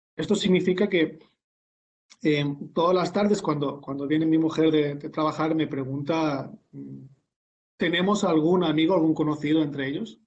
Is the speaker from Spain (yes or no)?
yes; Spain